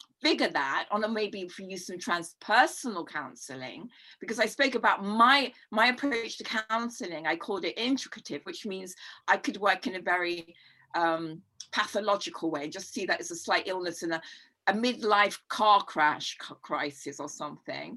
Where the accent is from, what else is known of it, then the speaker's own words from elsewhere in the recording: London, United Kingdom; I grew up in Notting Hill Gate